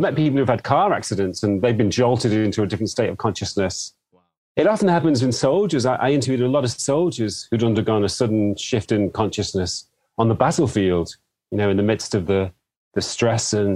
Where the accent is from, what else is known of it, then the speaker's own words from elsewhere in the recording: England, United Kingdom; I'm English